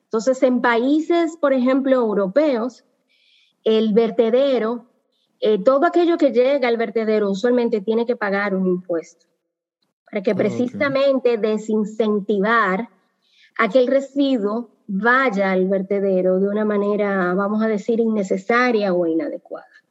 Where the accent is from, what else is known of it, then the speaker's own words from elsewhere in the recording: Dominican Republic; como dominicanos